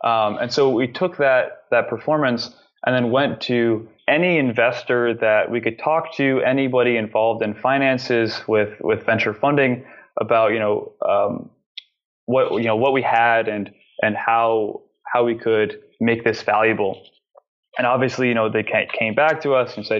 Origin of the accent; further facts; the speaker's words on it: New York, United States; growing up in New York